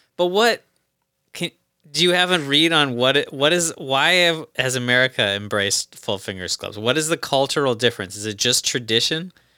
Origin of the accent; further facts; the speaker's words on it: United States; as an American